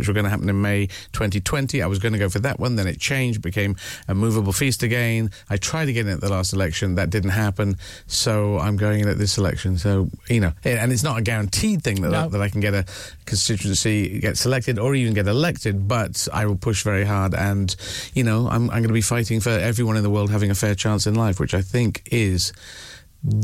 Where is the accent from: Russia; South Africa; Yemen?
Yemen; moved away; I was born in Yemen